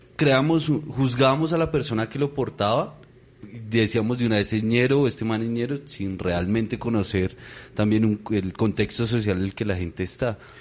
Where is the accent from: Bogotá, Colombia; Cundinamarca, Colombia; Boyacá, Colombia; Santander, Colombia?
Bogotá, Colombia; yo crecí en el Tunal